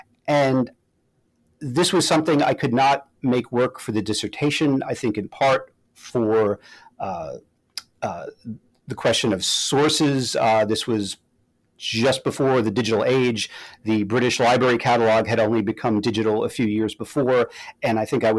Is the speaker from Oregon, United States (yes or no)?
no; New Jersey, United States; I grew up in New Jersey.